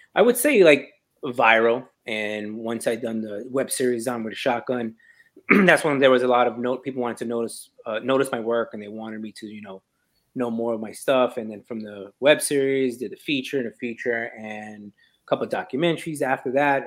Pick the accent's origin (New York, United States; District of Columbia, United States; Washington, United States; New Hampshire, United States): New York, United States; I'm from New York